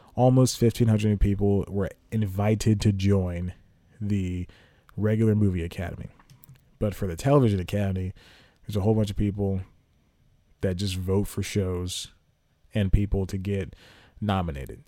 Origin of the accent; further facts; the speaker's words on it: United States; us Americans who would like to act